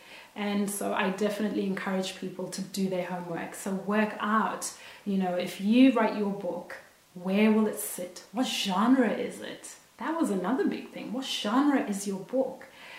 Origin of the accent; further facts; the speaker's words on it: Zimbabwe; now in Australia; I'm Zimbabwean and I'm Australian and I live in Australia